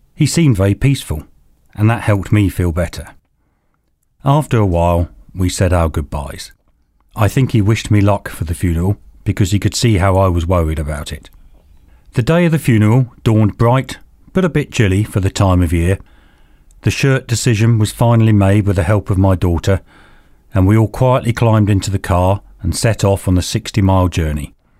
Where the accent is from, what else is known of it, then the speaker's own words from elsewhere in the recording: England, United Kingdom; We are so English